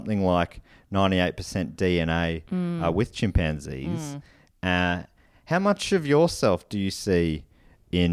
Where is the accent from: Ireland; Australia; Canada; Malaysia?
Australia; as an Australian